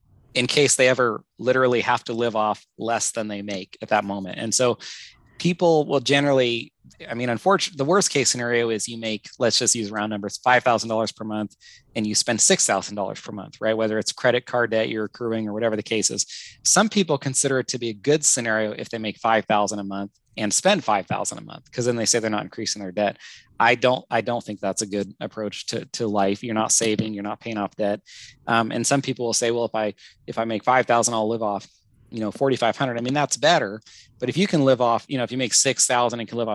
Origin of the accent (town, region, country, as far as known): United States